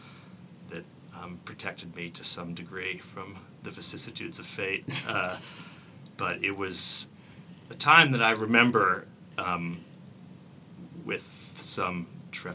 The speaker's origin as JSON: {"language": "English", "town": "Santa Barbara", "region": "California", "country": "United States", "tie": "born or raised there", "also_born_or_lived": "New Haven, Connecticut", "said": "I was living in Santa Barbara, California. I'm originally from New Haven, Connecticut. Moved to Santa Barbara when I was 10."}